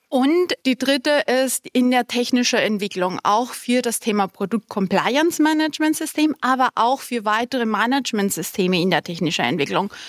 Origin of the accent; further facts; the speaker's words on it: Colombia; first language Spanish; German is a second language; moved away; ich bin halb Kolumbianerin, halb Deutsch und meine Muttersprache ist eigentlich Spanisch. Das war dann die erste Sprache.